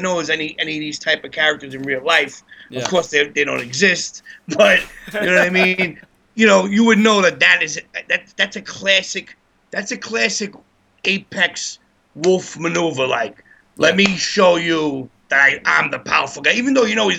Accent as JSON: {"language": "English", "town": "New York City", "region": "New York", "country": "United States", "tie": "born or raised there", "said": "I grew up in Bedford, in Bay Ridge"}